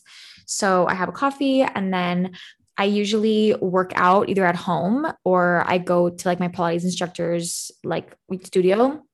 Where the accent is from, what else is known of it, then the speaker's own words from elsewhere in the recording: Canada; I'm not American, but I'm Canadian